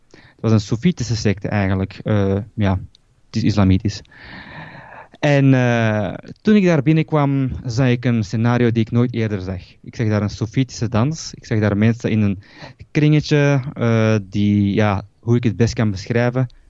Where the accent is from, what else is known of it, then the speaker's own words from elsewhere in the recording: Belgium; ik ben hier eh, geboren in België